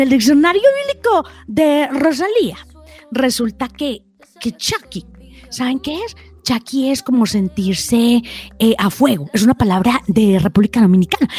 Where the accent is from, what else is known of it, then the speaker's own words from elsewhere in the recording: Antioquia, Colombia; yo que soy bien paisa